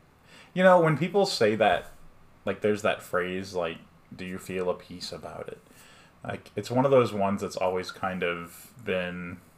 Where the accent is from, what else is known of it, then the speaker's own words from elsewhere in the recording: Texas, United States; we're from Texas. We live in Texas